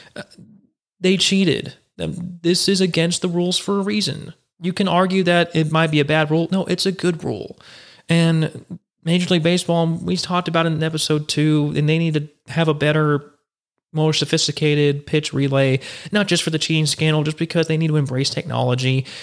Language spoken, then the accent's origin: English; Houston, Texas, United States; Houston's my hometown